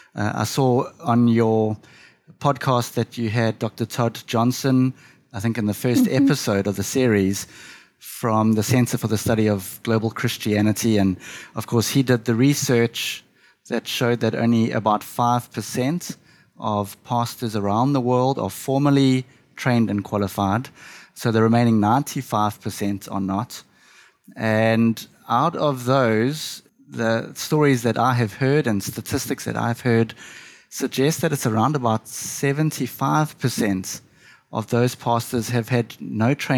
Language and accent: English; South Africa; also born or lived in Jeffreys Bay; I'm from South Africa, so I have lived all my life in South Africa and currently reside in a small coastal town